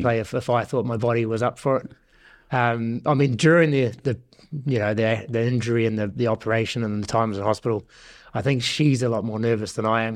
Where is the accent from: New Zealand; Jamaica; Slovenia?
New Zealand; Northland; moved away as an adult; also born or lived in Waikato; now in Guernsey; I was born and bred in Northland